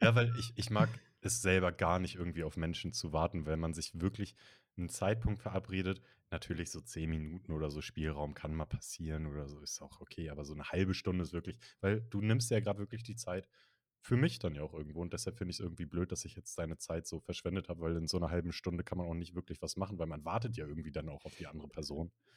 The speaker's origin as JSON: {"language": "German", "region": "Northern Germany", "country": "Germany", "said": "ich komme ja aus Norddeutschland, da kennen wir Berge nicht so"}